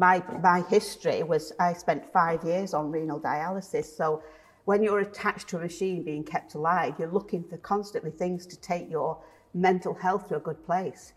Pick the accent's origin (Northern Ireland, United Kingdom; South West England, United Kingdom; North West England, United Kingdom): North West England, United Kingdom; Salford; moved away as an adult; now in Leigh, United Kingdom; I've lived in Lee for 30 years, but I'm originally from Salford.